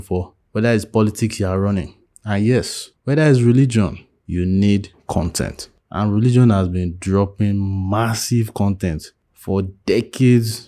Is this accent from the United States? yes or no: no; Nigeria; as a Nigerian atheist